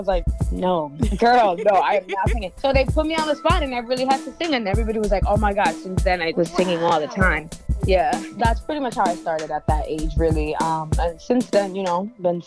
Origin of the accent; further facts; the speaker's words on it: Lawrence, Massachusetts, United States; Born and raised in Lawrence, Massachusetts.